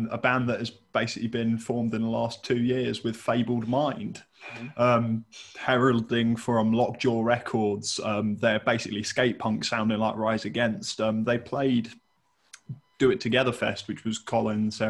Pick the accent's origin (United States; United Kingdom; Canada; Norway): United Kingdom; Reading, South East England; growing up in the Reading local scene